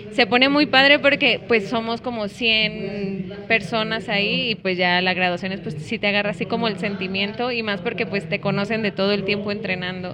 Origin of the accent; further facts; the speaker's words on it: Guadalajara, Jalisco, Mexico; soy de Guadalajara y tengo 29 años